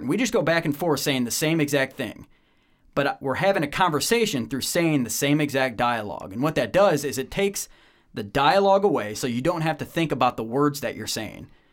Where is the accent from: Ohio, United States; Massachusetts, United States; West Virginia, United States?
Ohio, United States; Medina; moved away as an adult; also born or lived in Bowling Green, Ohio; now in Atlanta, United States; I was born and raised just outside of the Akron, Cleveland area in Ohio, Northeast Ohio, uh, Medina, Ohio